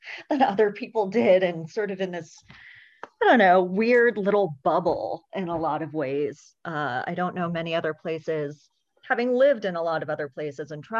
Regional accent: Berkeley, California, United States; born and raised in Berkeley, California

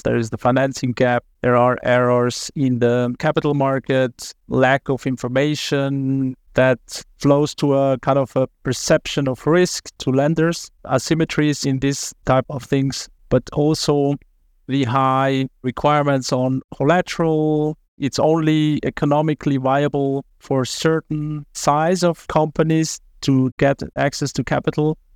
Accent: Zurich, Switzerland; I was raised in Zurich

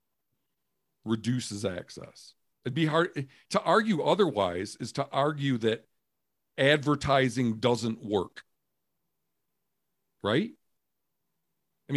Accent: Michigan, United States; I'm from Michigan

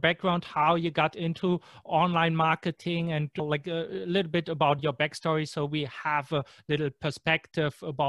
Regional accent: Germany; English is a second language; I'm from Germany

